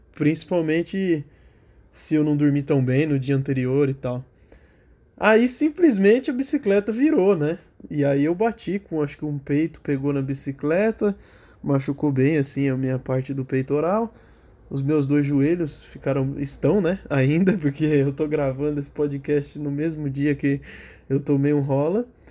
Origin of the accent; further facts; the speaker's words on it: São Paulo, Brazil; eu sou de São Paulo